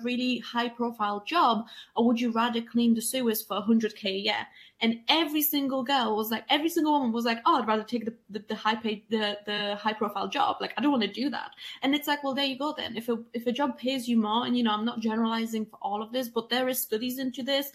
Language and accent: English; Poland; moved away; I'm an immigrant and I'm from Poland and I'm a woman.